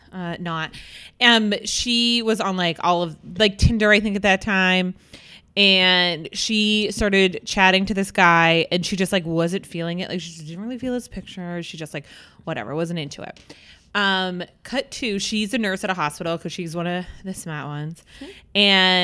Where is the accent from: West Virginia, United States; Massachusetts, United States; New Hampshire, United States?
New Hampshire, United States; Goffstown; I'm a town called Goffstown.